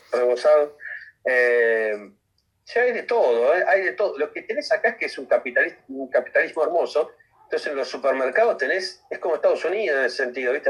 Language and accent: Spanish; Argentina; moved away as an adult; soy argentino.